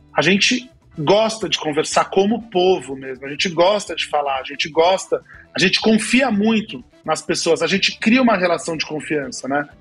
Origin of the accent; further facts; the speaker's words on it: Brazil; a gente é latino, a gente é brasileiro